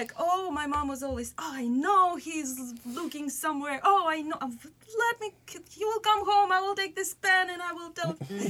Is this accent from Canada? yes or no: no; Russia; moved away; I was growing in Russia.